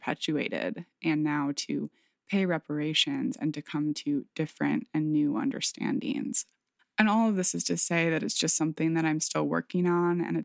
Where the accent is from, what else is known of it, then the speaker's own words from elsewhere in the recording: Michigan, United States; moved away; my hometown in Michigan